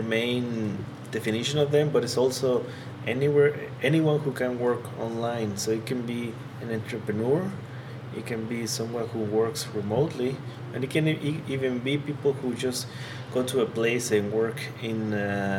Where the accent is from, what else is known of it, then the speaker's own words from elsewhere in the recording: Tabasco, Mexico; moved away as an adult; also born or lived in Puebla, Mexico; I'm from Tabasco. Mm-hmm. I was born there, lived there for all my childhood